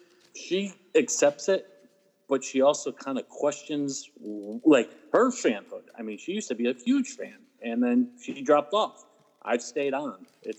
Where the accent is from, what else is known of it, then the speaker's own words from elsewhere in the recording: Holyoke, Massachusetts, United States; I'm a Holyoke boy. There's a phrase in Holyoke, you're Holyoke born. You can take the kid out of Holyoke, but Holyoke remains in him. Yeah. I've stayed here for a majority of my life, so I'm a Holyoke guy.